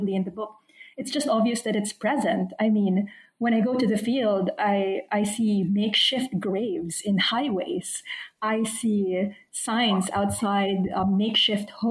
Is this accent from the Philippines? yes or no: yes; Philippines; moved away as an adult; also born or lived in United States / United Kingdom / Australia; now in Canberra, Australia; I was born and raised in the Philippines, but I've spent my adult life living elsewhere in the US, in the UK, and now Australia.